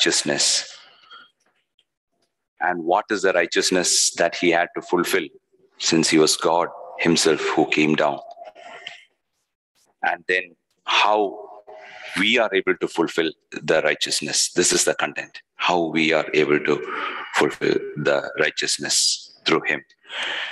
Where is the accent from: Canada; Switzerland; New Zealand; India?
India; Kerala; I'm from Kerala